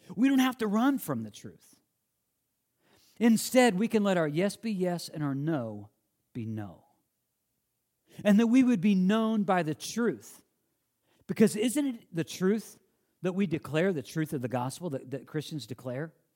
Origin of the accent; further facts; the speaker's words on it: Illinois, United States; moved away; I grew up in the Midwest